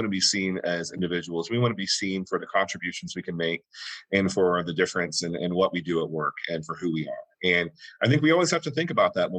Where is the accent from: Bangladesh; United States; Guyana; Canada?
United States; the South; my family, I was raised, we're from the South.